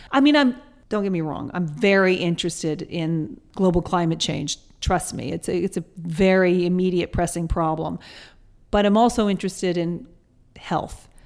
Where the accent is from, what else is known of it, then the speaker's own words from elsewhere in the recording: Atlanta, Georgia, United States; also born or lived in England / New York; now in Los Angeles, United States; I grew up in Atlanta, Georgia